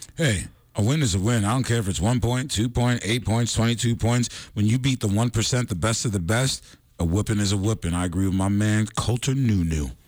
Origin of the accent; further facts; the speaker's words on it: New York, United States; my home state of New York.